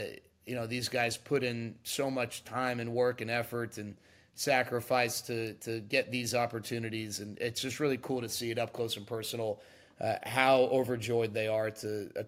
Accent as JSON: {"language": "English", "town": "Dallas", "region": "Texas", "country": "United States", "tie": "born or raised there", "said": "for me, it's a little extra special growing up in Dallas and growing up a diehard Rangers fan."}